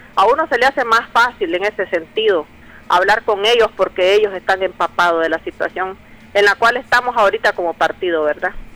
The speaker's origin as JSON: {"language": "Spanish", "country": "Nicaragua", "said": "todos nosotros como nicaragüenses ansiamos"}